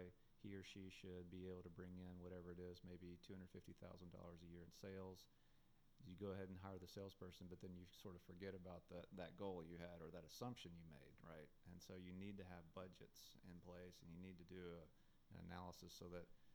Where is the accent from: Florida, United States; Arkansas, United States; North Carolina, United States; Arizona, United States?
Arkansas, United States; North Little Rock; moved away; that's my hometown